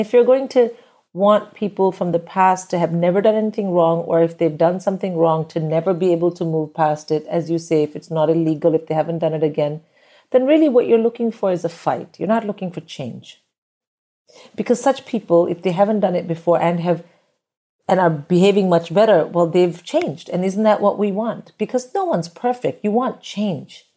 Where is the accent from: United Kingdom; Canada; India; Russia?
India; moved away as an adult; I grew up in India where getting married and having a kid is just, it's just the done thing